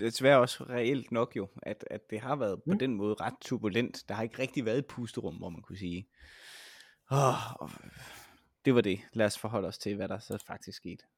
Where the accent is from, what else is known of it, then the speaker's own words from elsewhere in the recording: Vejle, Southern Denmark, Denmark; now in Roskilde, Denmark; jeg kommer jo fra Vejle oprindeligt, og nu bor jeg i Roskilde